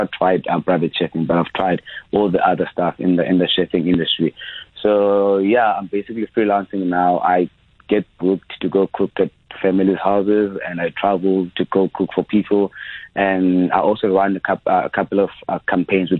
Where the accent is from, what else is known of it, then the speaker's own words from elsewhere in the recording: Eastern Cape, South Africa; I grew up in Eastern Cape